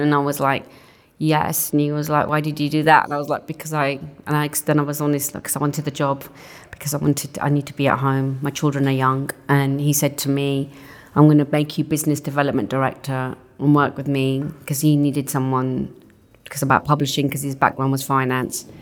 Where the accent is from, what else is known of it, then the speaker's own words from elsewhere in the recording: Southall, London, United Kingdom; first language Punjabi; English is a second language; In West, just outside West London, in a small town called Southall.